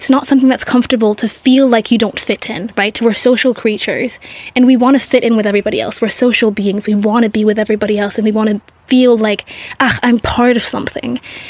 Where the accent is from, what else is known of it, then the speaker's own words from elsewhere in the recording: Singapore; growing up, I grew up in Singapore in a very Asian culture, in a French school.